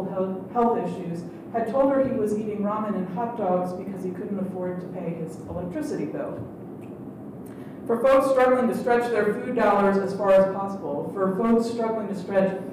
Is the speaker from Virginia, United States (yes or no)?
yes; Scottsville, Virginia, United States; my hometown of Scottsville